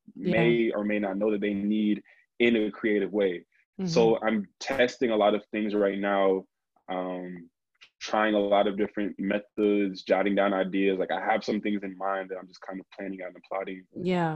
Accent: New Jersey, United States; I'm from Jersey

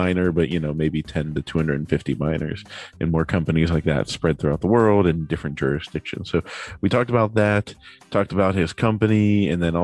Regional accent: Pittsburgh, Pennsylvania, United States; born and raised in Pittsburgh

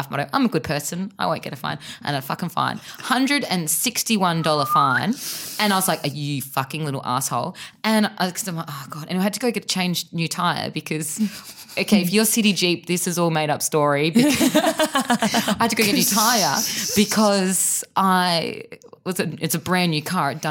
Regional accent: Perth, Western Australia, Australia; moved away; I'm from Perth. We don't use trams over there.

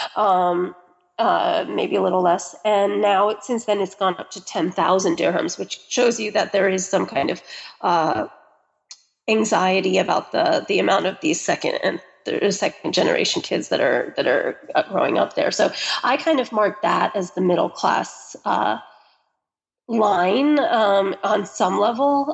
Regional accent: United States; I'm American

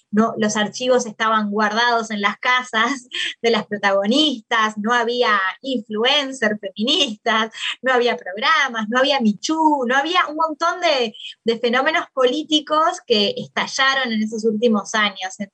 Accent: Maldonado, Uruguay; moved away as an adult; also born or lived in Montevideo, Uruguay / Argentina; eh, soy uruguaya, nací en Uruguay, en una ciudad en, Maldonado, no, la, no en la capital. Nací en la década del 80

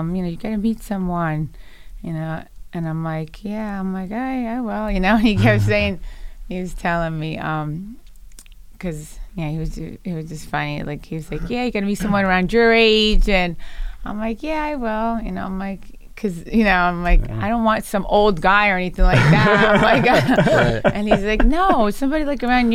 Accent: United States; first language Italian; I was born in America

